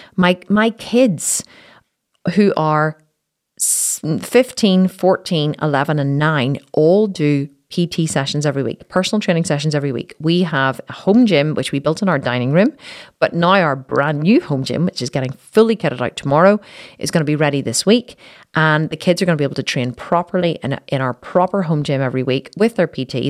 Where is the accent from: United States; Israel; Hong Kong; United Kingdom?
United Kingdom; Belfast, Northern Ireland; in Belfast, my hometown